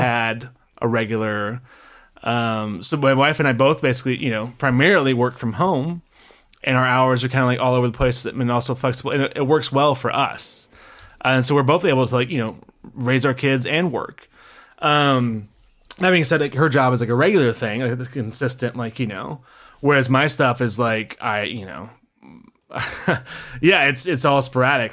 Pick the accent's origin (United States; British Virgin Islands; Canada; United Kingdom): United States; Memphis, Tennessee; moved away; good old Memphis, uh, my hometown.